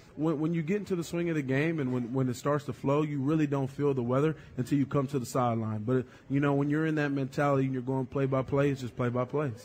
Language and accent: English; North Carolina, United States; moved away; I'm from North Carolina, it's a basketball state.